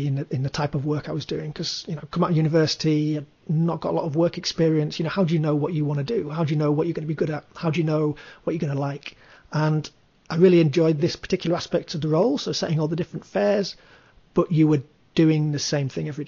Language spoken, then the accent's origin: English; Leeds, Yorkshire and the Humber, United Kingdom; Leeds with Jet2, which was my hometown